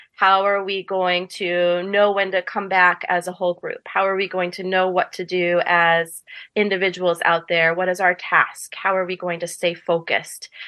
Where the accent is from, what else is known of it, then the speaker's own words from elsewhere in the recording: Ellsworth, Maine, United States; I grew up in Ellsworth, and I went through the Ellsworth public school system